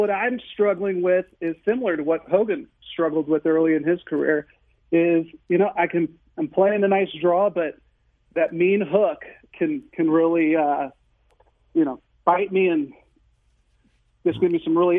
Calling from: Manchester, Missouri, United States; So I am in the West County, Manchester area.

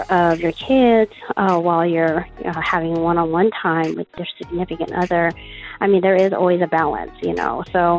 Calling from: Chula Vista, California, United States; I am calling from Chula Vista, California.

